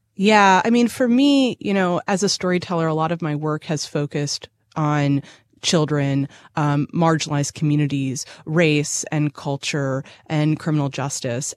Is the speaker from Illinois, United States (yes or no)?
no; Boston, Massachusetts, United States; moved away as an adult; also born or lived in Chicago; now in Nashville, United States; I'm from Boston by way of Chicago, and I came to Nashville, uh, in two thousand sixteen.